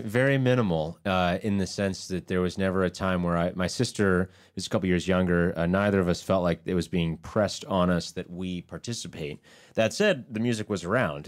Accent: Baltimore, Maryland, United States; also born or lived in Ithaca, New York; we're from Baltimore

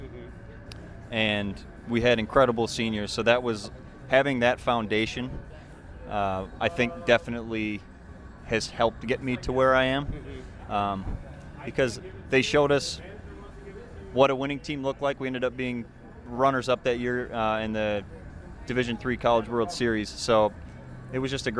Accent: Hortonville, Wisconsin, United States; also born or lived in Madison, Wisconsin; growing up in Hortonville, I love Hortonville

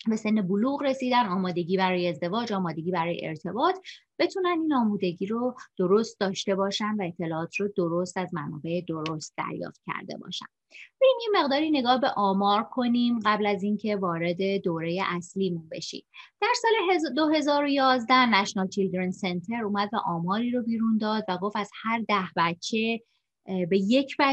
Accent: Shiraz, Fars, Iran; moved away as an adult; also born or lived in Tehran / Vancouver, Canada; now in Canada; سال 1358 در یک خانواده بسیار صمیمی در شیراز به دنیا اومدم فرزند آخر هستم و 13 سال پیش همراه فرزندم و همسرم به کانادا مهاجرت کردیم

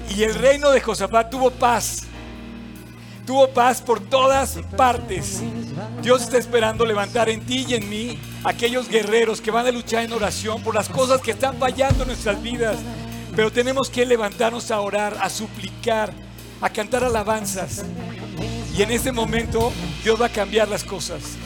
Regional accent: Mexico

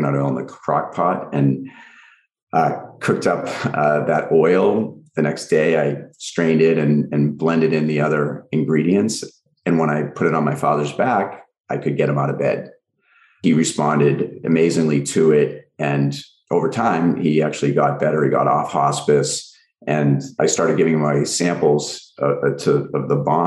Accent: Swampscott, Massachusetts, United States; moved away as an adult; now in Los Angeles, United States; I was actually just home in my hometown over the weekend, and I still have my lab there

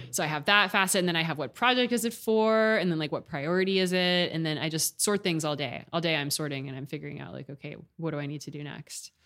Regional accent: Austin, Texas, United States; moved away as an adult; also born or lived in Houston / New York / Michigan / Washington, D.C.; now in California, United States; I was born in Houston and grew up in Austin

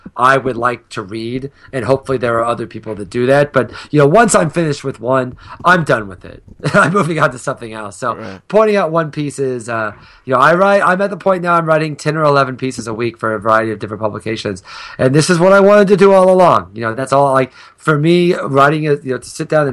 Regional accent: a very small town in Illinois, United States; I grew up in a very small town in the middle of nowhere, Illinois

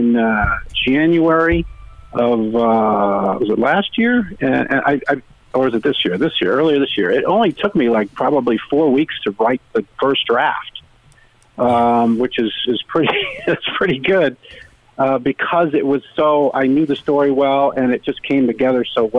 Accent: Rhode Island, United States; now in Connecticut, United States; I live in Connecticut now, but I grew up in Rhode Island

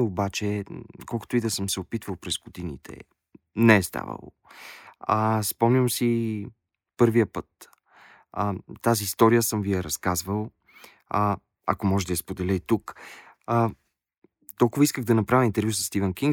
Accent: Bulgaria; казах, че съм от България

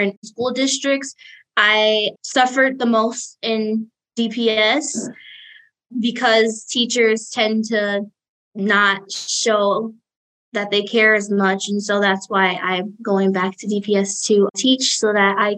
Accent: Detroit, Michigan, United States; moved away as an adult; now in Ypsilanti, United States; I am from Detroit, and I'm here representing PPM Detroit, and I'm currently in Ypsilanti studying at Eastern Michigan University

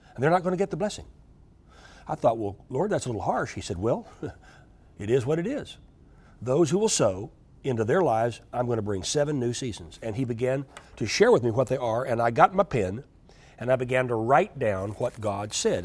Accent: United States; I'm an American

